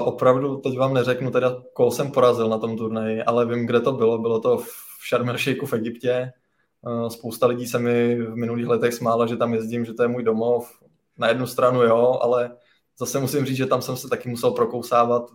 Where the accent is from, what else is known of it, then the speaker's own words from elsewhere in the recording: Nové Strašecí, Central Bohemian Region, Czechia; já pocházím z Nového Strašecí, to je vlastně mezi Kladnem a Rakovníkem.